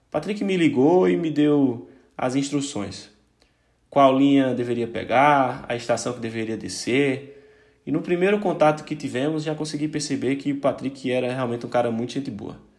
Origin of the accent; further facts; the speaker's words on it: Paraíba, Brazil; now in Portugal; eu saí da Paraíba, cheguei em Portugal com 30 euros, fui para a Copa e blá blá blá.